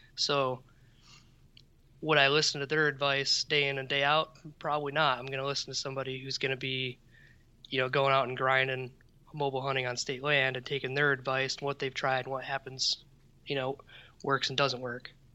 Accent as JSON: {"language": "English", "region": "Midwest", "country": "United States", "said": "as a Midwesterner"}